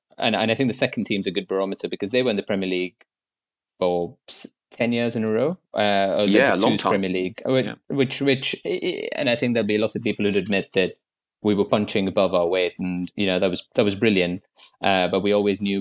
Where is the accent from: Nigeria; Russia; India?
India; Mumbai, Maharashtra; moved away as an adult; now in London, United Kingdom; I moved to London in 2014 from Bombay, where I grew up.